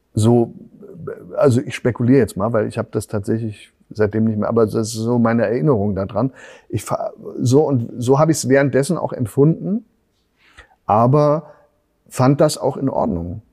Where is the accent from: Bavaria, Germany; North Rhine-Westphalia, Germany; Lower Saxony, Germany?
North Rhine-Westphalia, Germany; Bonn; accent: Rhenish; first language German; moved away; also born or lived in Berlin; ich bin ja im, im, im Rheinland aufgewachsen